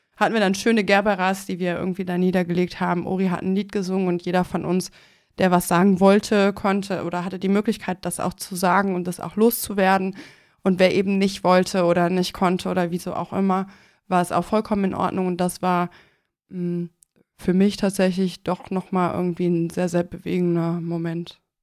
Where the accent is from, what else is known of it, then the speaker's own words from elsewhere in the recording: Mönchengladbach, North Rhine-Westphalia, Germany; meiner Heimatstadt, ähm, Mönchengladbach